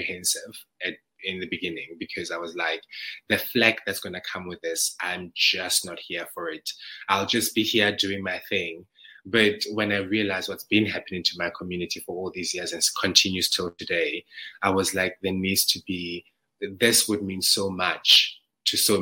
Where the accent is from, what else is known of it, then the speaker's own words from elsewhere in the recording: South Africa; moved away; That outfit represents my hometown, you know, the rural areas of South Africa, and a Zulu boy becoming of age. So that is that's how we dress back home